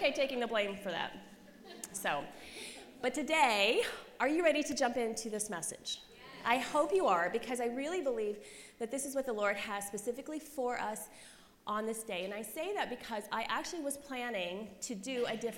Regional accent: Christiansburg, Virginia, United States; moved away; I grew up in Christiansburg, Virginia, population 20,000.

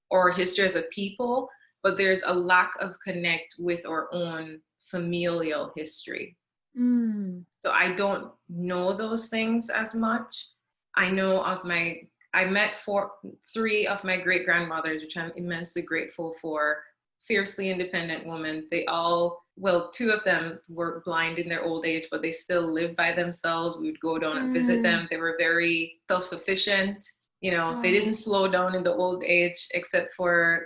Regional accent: Jamaica; I am originally from Jamaica. That's where I was born and raised

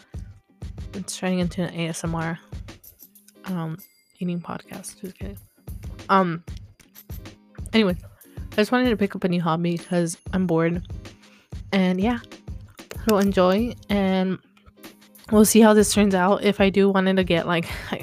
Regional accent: Texas, United States; moved away as an adult; now in Los Angeles, United States; I am from Texas.

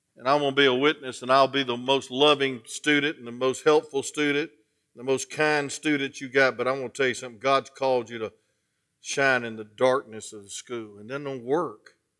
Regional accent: Atlanta, Georgia, United States; I'm from Atlanta

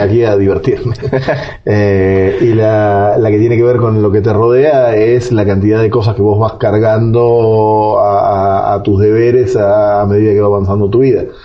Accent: Montevideo, Uruguay; moved away as an adult; now in Guatemala; nací hace 49 años en Montevideo, la capital de Uruguay

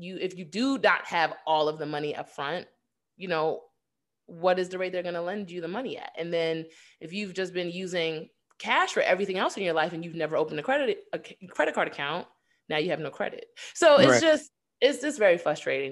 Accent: New York, United States; growing up in New York

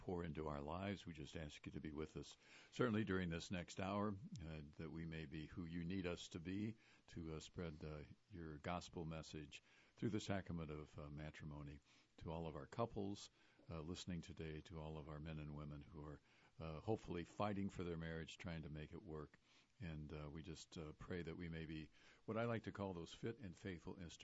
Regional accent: Ferguson, Missouri, United States; Judy and I, we both grew up in a little town in North St. Louis County. You maybe have heard of it, Ferguson.

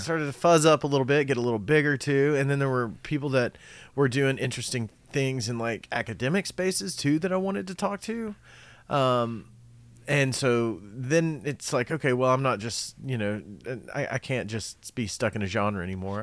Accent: Cumberland Gap, Tennessee, United States; moved away; also born or lived in Knoxville, Tennessee; we lived in Cumberland Gap when I was born, when I, I guess I was born in Knoxville, but then we moved to Cumberland Gap right after th, after that.

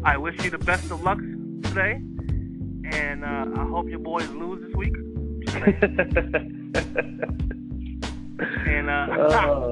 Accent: New York, United States; I'm a New Yorker.

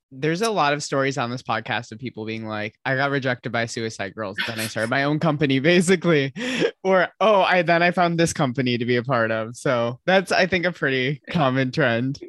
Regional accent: Michigan, United States; I'm from Michigan

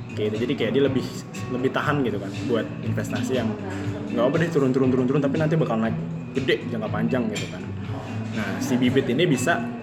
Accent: Indonesia; kita orang Indo

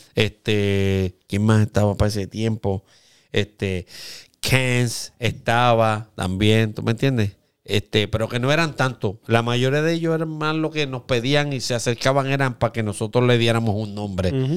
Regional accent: Aguadilla, Puerto Rico; todos somos de Aguadilla

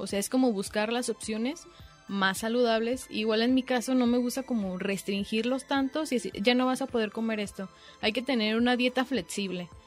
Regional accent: Mexico; nuestra dieta como mexicanos

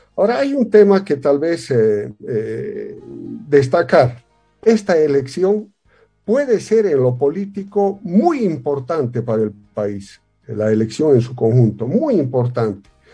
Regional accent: La Paz, Bolivia; soy de La Paz, vengo, mis antepasados vienen de Carabuco

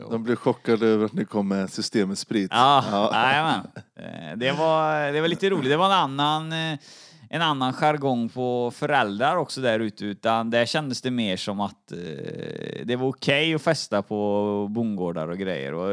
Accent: Grästorp, Västra Götaland, Sweden; Jag är född i Grästorp.

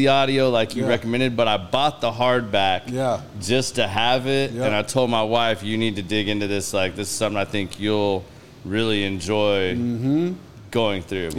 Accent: Claremore, Oklahoma, United States

